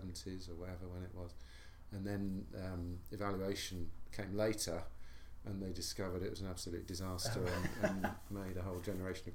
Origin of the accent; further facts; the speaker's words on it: Southend-on-Sea, East of England, United Kingdom; also born or lived in London; I was about one, and my family moved to Southend-on-Sea in Essex. And that's where I grew up.